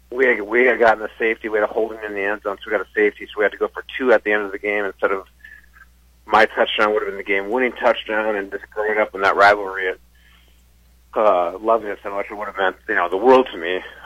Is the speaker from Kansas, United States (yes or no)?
no; just outside Minneapolis, Minnesota, United States; moved away as an adult; also born or lived in Michigan; I grew up in Minnesota, and just outside Minneapolis, and then obviously ended up in Michigan from there.